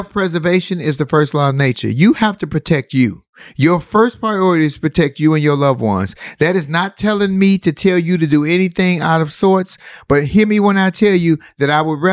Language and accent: English; United States; Born, raised, and made in America